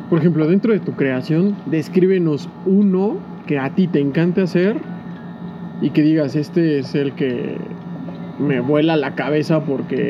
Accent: San Cristóbal de las Casas, Chiapas, Mexico; soy de San Cristóbal

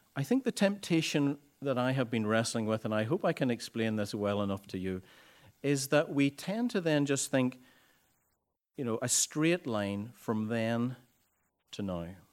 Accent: Ballycastle, Northern Ireland, United Kingdom; I had come home to Bally Castle, my hometown

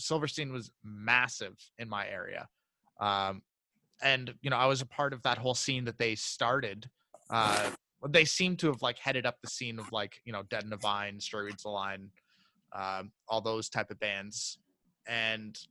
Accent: Oakville, Ontario, Canada; I grew up in Oakville

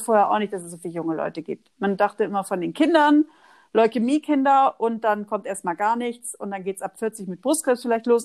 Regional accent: Oldenburg, Lower Saxony, Germany; accent: North German; moved away; Ich komme eigentlich aus Oldenburg bei, bei Bremen.

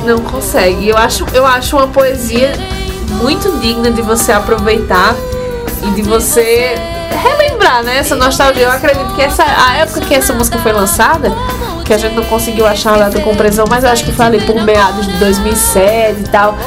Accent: Santana do Cariri, Ceará, Brazil; minha terra natal, Santana do Cariri

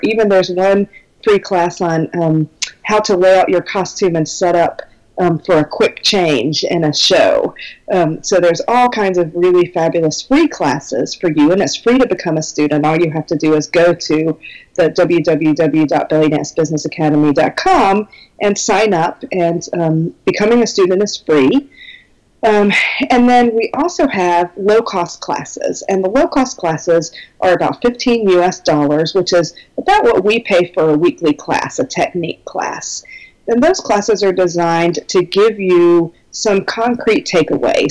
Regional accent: Minnesota, United States; I am from Minnesota in the United States, and it's very cold here

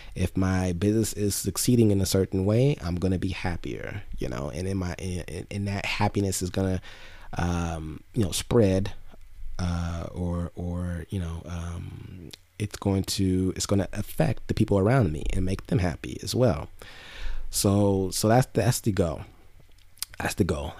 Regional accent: Inglewood, California, United States; also born or lived in Los Angeles / Long Beach; I grew up in Inglewood

